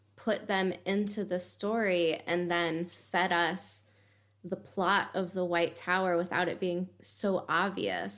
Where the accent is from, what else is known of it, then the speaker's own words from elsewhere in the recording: United States; now in Germany; from living in Germany, being an American